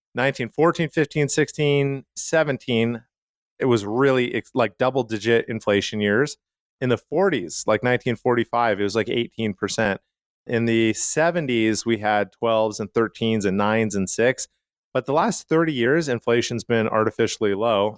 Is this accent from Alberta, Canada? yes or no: yes; Calgary, Alberta, Canada; where I grew up in Calgary, Canada